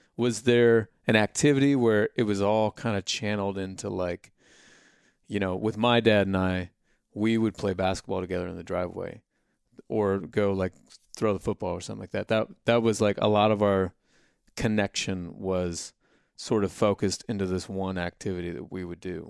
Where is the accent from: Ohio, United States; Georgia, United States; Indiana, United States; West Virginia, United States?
Indiana, United States; moved away; we're from Indiana